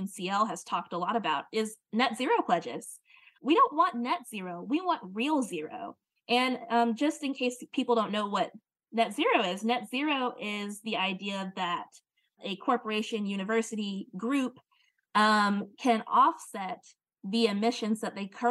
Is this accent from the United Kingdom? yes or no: no; Louisiana, United States; In my home state of Louisiana